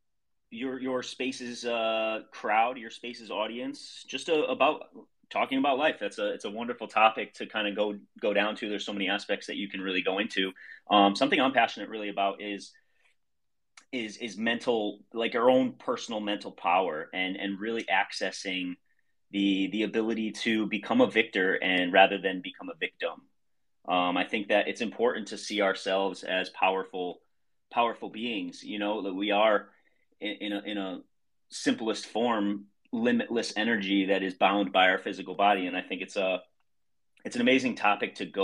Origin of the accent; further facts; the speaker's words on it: Middletown, Connecticut, United States; I'm from Middletown, Connecticut.